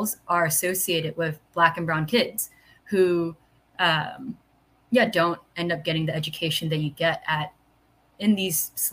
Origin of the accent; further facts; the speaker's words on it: New York City, New York, United States; moved away as an adult; now in Philadelphia, United States; growing up in New York City